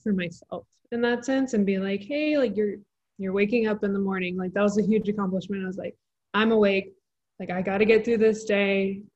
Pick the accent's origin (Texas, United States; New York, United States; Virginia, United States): Texas, United States; born or raised there